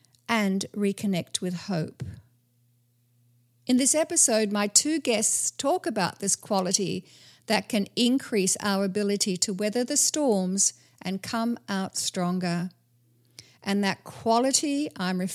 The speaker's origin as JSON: {"language": "English", "country": "Australia", "said": "as an Australian"}